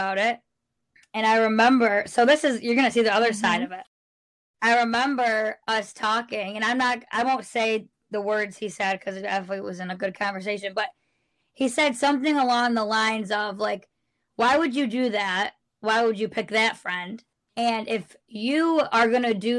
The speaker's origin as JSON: {"language": "English", "country": "United States", "moved": "yes", "said": "I'm from New York"}